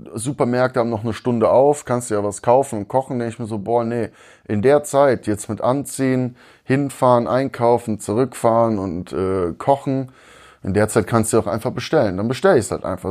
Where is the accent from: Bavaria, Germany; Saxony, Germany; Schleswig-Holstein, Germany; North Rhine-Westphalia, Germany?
North Rhine-Westphalia, Germany; moved away as an adult; now in Augsburg, Germany; als Rheinländer